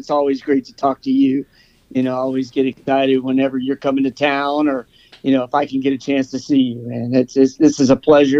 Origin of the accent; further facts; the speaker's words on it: Katy, Texas, United States; I'm from Katy, Texas, went to Katy High School.